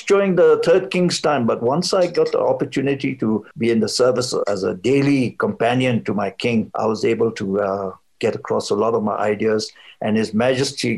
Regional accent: Bhutan; also born or lived in England / India

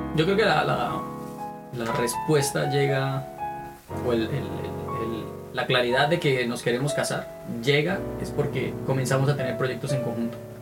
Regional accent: Santander, Colombia; first language Spanish; moved away as an adult; also born or lived in Bogotá, Colombia; now in Kingston, Canada; vengo de Colombia, eh, región Santander

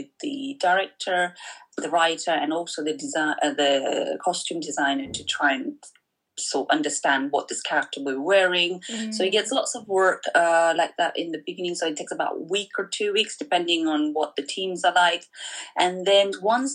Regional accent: Pokhara, Gandaki Province, Nepal; accent: Pokharali; I'm from Pokhara, so my tone is like Pokharali.

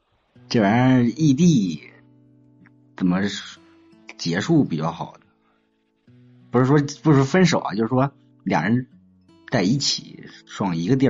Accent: Hebei, China; 我家是河北的

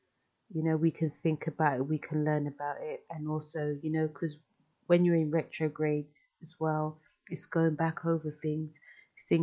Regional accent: London, United Kingdom; I'm from London

